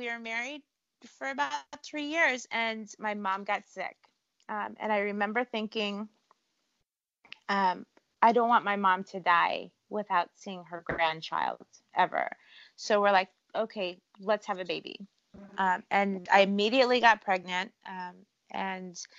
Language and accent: English; California, United States; also born or lived in Cleveland, Ohio; I grew up in California.